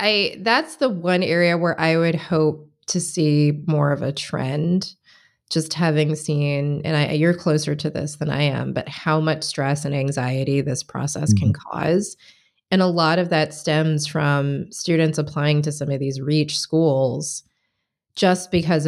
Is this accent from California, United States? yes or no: no; Michigan, United States; now in Washington, D.C., United States; I mean, I moved from Michigan to the DC area.